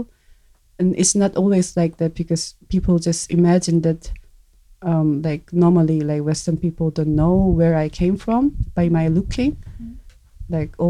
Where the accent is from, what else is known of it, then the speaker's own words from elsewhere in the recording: South Korea; English is a second language; moved away as an adult; now in Germany; I was born in South Korea, I just immigrated to Germany, and it's been 3 years.